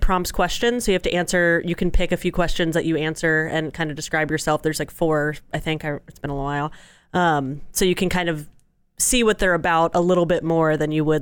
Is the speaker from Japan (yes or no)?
no; Tampa, Florida, United States; now in Euless, United States; I grew up in Tampa